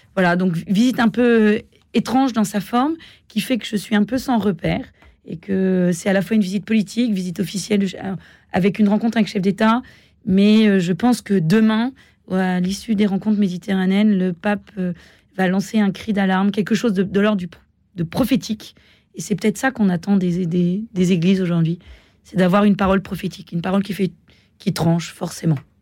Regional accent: France; en tant que Française

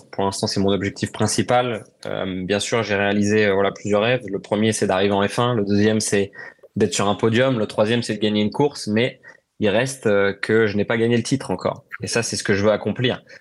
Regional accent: France; mais il y a une émotion particulière pour nous en tant que Français euh, d'aller au Paul Ricard.

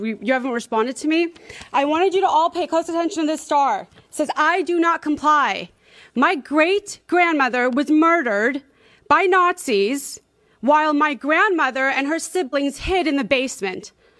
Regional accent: the Valley, California, United States; moved away as an adult; also born or lived in Burbank; now in Orange County, United States; I moved to Orange County 2 months ago from Burbank. I was born and raised in the Valley.

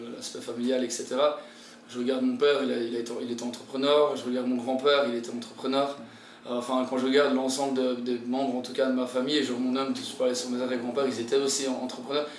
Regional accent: Belgium; moved away as an adult; also born or lived in Tahiti, French Polynesia; now in French Polynesia; je viens de la Belgique, je viens d'un endroit, il n'y a, a pas de mer

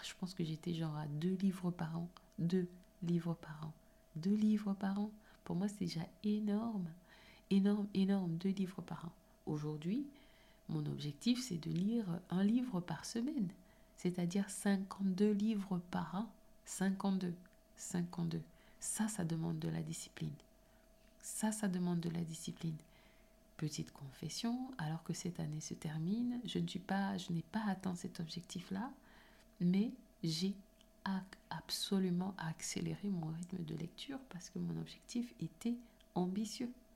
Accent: Cameroon; moved away; j'ai grandi au Cameroun et j'étais dans une école privée

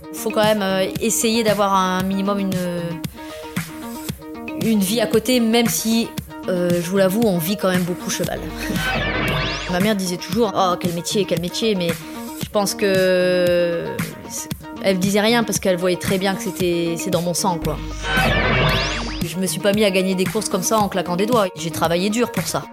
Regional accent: Pas-de-Calais, Hauts-de-France, France; now in Rouvroy-en-Santerre, France; Je suis native du, du Pas-de-Calais

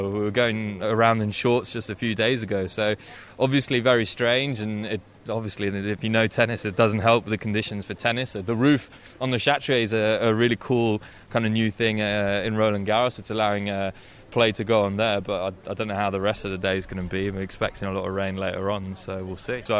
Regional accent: United Kingdom; now in Paris, France; I'm from the UK, but I live in Paris.

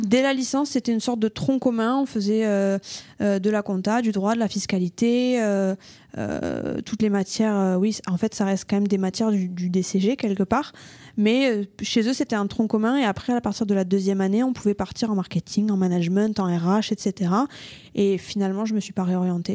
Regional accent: Toulouse, Occitania, France; Je suis née à Toulouse de parents euh, pas forcément toulousains euh, qui étaient un peu partout en France et j'ai vécu à Toulouse, j'ai grandi à Toulouse et pour l'instant je suis restée euh, sur Toulouse.

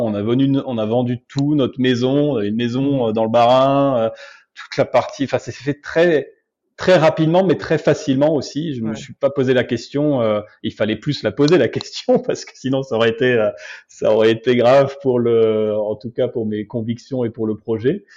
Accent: Obernai, Grand Est, France; moved away as an adult; now in Brazil; je suis alsacien d'origine, d'une petite ville qui s'appelle Aubernay, qui doit faire un peu plus de 10 000 habitants

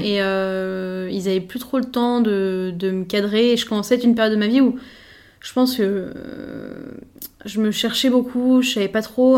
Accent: Paris, Île-de-France, France; je suis parisienne

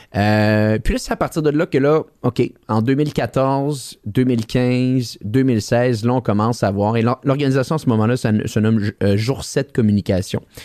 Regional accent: Quebec City, Quebec, Canada; Je suis quelqu'un de Québec à la base

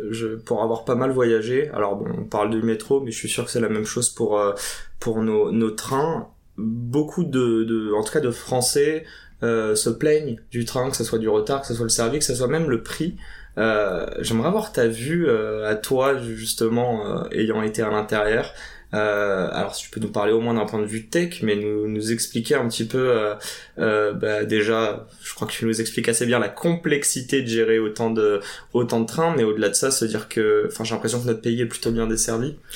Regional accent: Paris, Île-de-France, France; moi, j'ai grandi à Paris

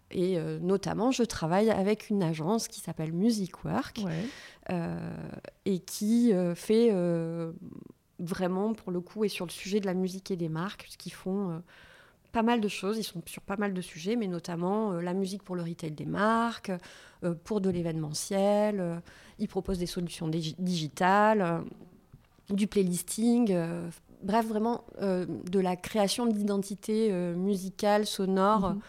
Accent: Toulouse, Occitania, France; je suis ah originaire de Toulouse.

